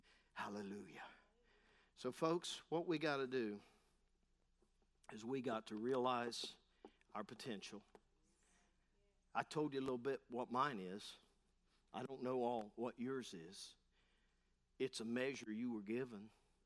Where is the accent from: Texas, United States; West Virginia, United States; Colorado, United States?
West Virginia, United States; Parkersburg; Had a friend say to me, where are you from? I said, Parkersburg.